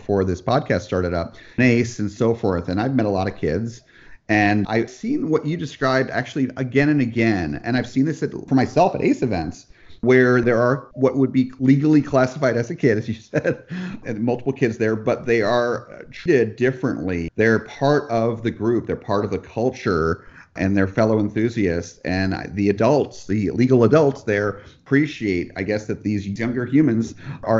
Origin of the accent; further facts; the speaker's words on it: New Jersey, United States; moved away; also born or lived in California; I'm from New Jersey originally